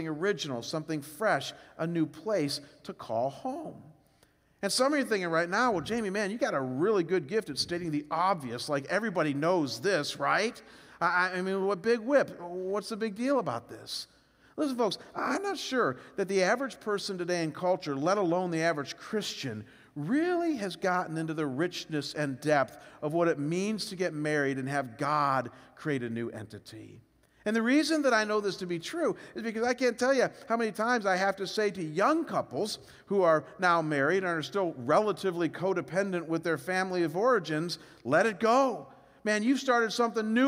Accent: Cleveland, Ohio, United States; moved away as an adult; also born or lived in Chicago / Detroit; we were both born and raised in Cleveland

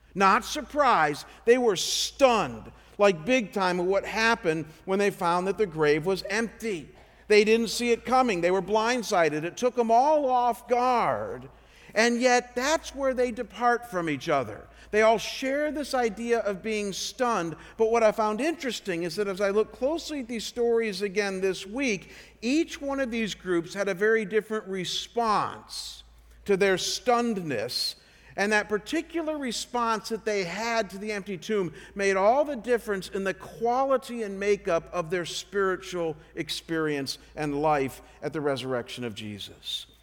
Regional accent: Chagrin Falls, Ohio, United States; moved away as an adult; Cleveland, Ohio, my hometown called Chagrin Falls

